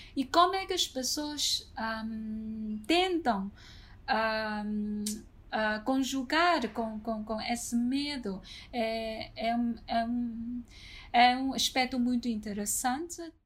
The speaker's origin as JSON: {"language": "Portuguese", "country": "China", "also_born_or_lived": "Lisbon, Portugal", "moved": "yes", "said": "sou chinesa"}